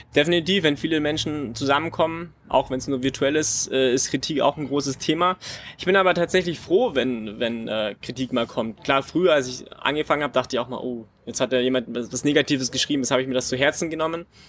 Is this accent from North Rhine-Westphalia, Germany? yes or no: no; Friedrichshafen, Baden-Württemberg, Germany; Habe dann in Friedrichshafen, bei meiner Heimat, äh, war mein erster Verein